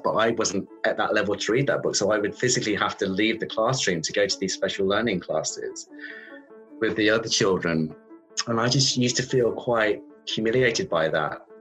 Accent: Redditch, West Midlands, United Kingdom; I grew up in the Midlands um, in a new town called Redditch

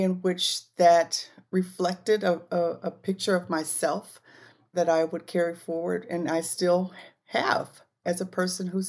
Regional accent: Gardena, California, United States; I grew up in Gardena, California, just outside of Los Angeles, about 10 miles away from Los Angeles

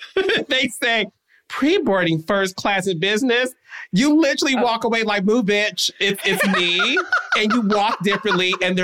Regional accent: Detroit, Michigan, United States; I was born in 1979, hey, baby. Right? So, okay. So in the 80s, Detroit, listen, I was a kid. So you don't know anything differently when you're growing up in your hometown.

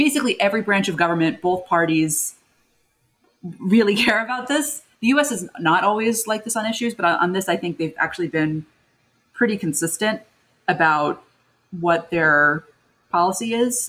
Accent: United States; as an American

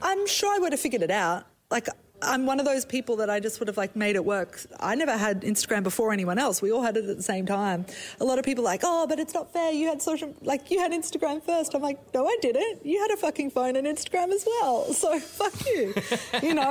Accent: Brisbane, Queensland, Australia; accent: Australian; moved away as an adult; also born or lived in South Africa; now in New York, United States; I was actually born in South Africa, so I'm South African. Oh. And then ah. our family moved to Australia. So I call myself an Aussie

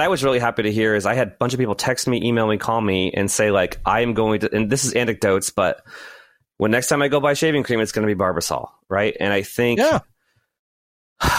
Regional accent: New England, United States; I'm from New England, and some people call me masshole

